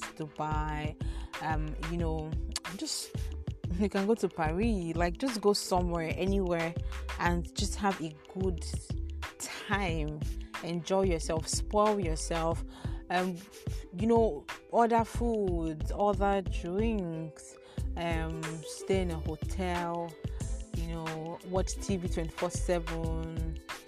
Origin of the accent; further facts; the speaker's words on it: Nigeria; as a Nigerian